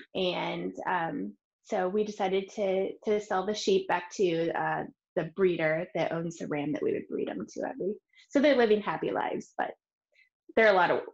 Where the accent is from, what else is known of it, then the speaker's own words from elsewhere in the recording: Minnesota, United States; moved away as an adult; now in Oregon, United States; I'm originally actually from Minnesota, and I moved to Oregon to be with my husband